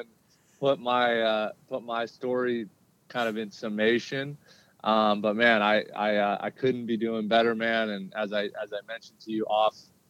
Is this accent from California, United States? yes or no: yes; Southern California, United States; growing up in Southern California where I was born and raised